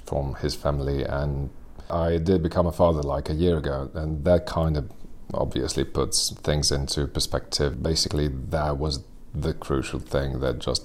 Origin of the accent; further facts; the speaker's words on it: Serbia; I'm an actor born and raised in Serbia